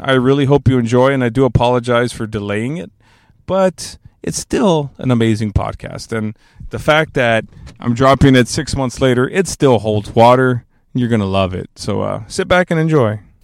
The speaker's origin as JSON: {"language": "English", "region": "South Texas", "country": "United States", "tie": "born or raised there", "lives_now": "San Antonio, United States", "said": "I'm from South Texas, born and raised. I've been here all my life. I mean, not from San Antonio, but smaller parts of South Texas"}